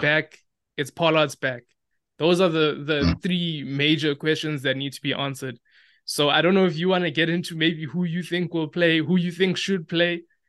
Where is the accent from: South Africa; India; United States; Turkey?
South Africa; as South African rugby fans, all we do is we love to speculate